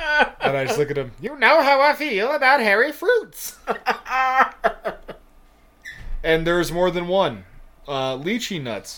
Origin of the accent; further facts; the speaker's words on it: New York, United States; born there; I was born in New York, listeners, and yeah, you can't have it if you were born out of state.